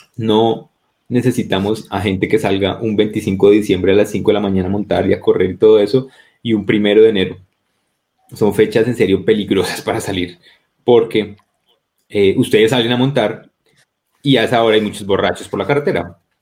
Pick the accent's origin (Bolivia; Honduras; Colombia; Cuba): Colombia